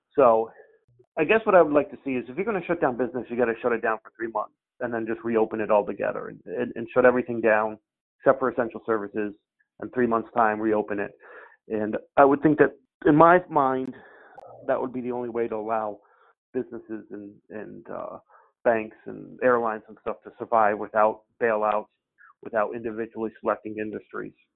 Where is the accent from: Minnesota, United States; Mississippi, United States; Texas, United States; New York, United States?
New York, United States; Albany; moved away as an adult; also born or lived in Cape Cod, Massachusetts; now in Falmouth, United States; We're from the Albany, New York area